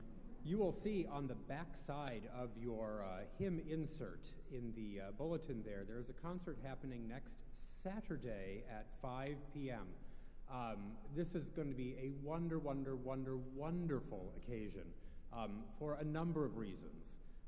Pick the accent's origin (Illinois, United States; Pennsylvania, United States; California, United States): Illinois, United States; Evanston; growing up in Evanston.